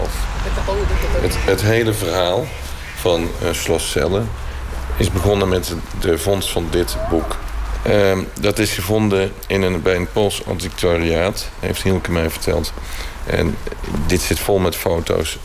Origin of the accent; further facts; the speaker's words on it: Netherlands; also born or lived in 's-Hertogenbosch / Tilburg; ben ik Nederlander vanwege de Eerste Wereldoorlog